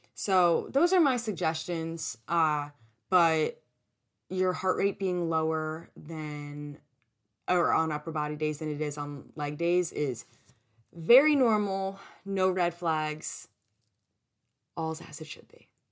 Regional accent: New Jersey, United States; I'm from New Jersey

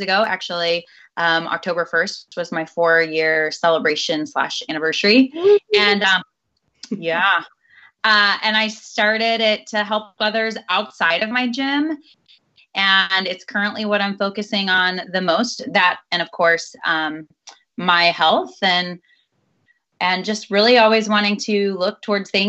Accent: Fort Worth, Texas, United States; moved away; also born or lived in Oklahoma; I've lived all over, but I actually grew up in Fort Worth

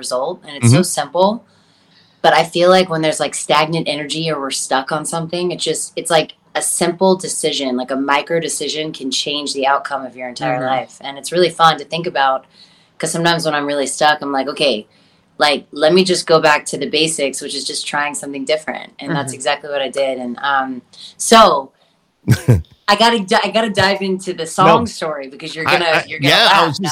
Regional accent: Texas, United States; also born or lived in Los Angeles, United States; now in New York, United States; I'm a Texas girl through and through

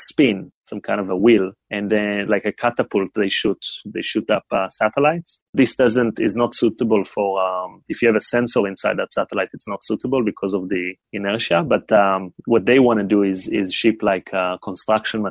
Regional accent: Israel; born or raised there; moved away as an adult; also born or lived in China

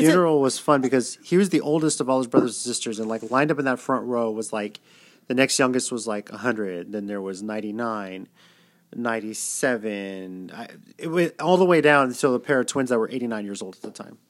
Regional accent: San Antonio, Texas, United States; also born or lived in Rio Grande Valley, Texas; I was raised in San Antonio, yeah.

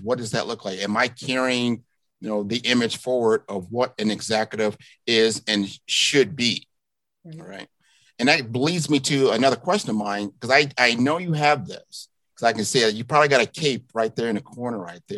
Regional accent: Miami, Florida, United States; my hometown of Miami, Florida

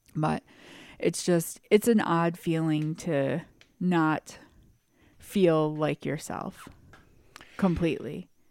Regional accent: United States; I am proud to be from America.

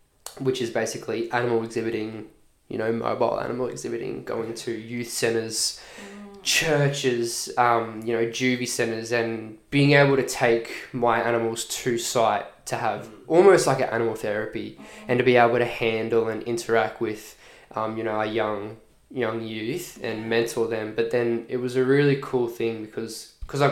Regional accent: Redland City, Queensland, Australia; born or raised there; also born or lived in Boulia, Queensland (ancestral, Pitta Pitta)

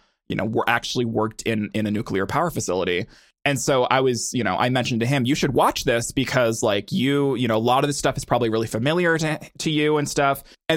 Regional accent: Washington, United States; born there; My dad worked at a nuclear power plant in the 80s before I was born in Washington.

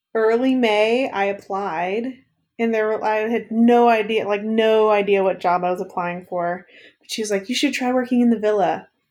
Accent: East Texas, United States; moved away as an adult; now in Kansas City, United States; I grew up in the Piney Hills region of East Texas

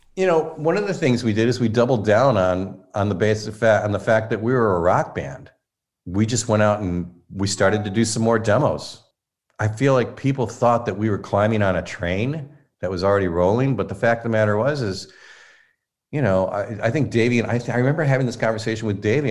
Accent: Inkster, Michigan, United States; also born or lived in Detroit; I grew up in Inkster, Michigan, so that's West Side

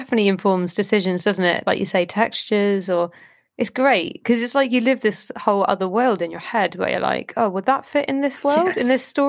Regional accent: Southampton, South East England, United Kingdom; I grew up in Southampton, but my mum is from Fiji

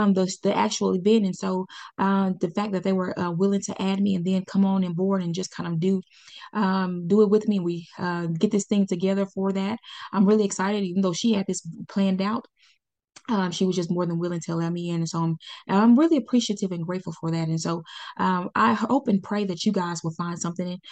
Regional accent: Pine Bluff, Arkansas, United States; I started in my hometown. This is where I was born and raised.

